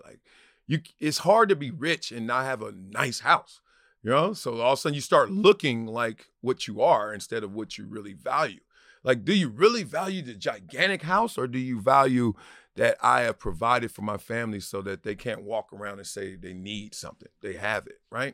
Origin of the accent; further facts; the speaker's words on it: Los Angeles, California, United States; also born or lived in Compton; now in Encino, United States; South Central where I grew up